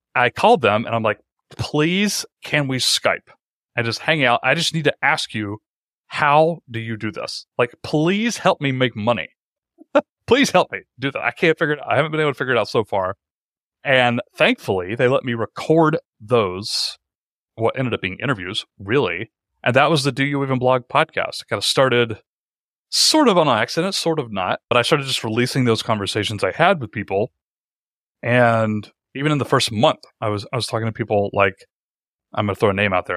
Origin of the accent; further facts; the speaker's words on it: Atlanta, Georgia, United States; moved away as an adult; I found a job at a local startup in my hometown. I live in Atlanta.